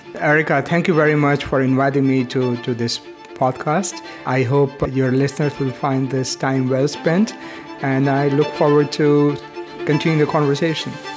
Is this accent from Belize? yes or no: no; India; moved away; When I was growing up in India